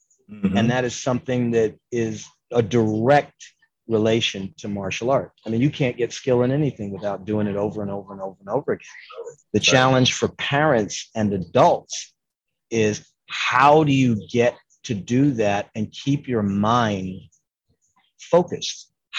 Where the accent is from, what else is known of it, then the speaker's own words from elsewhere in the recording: New York City, New York, United States; moved away; I was born in Harlem and I taught in New York from 85 to 95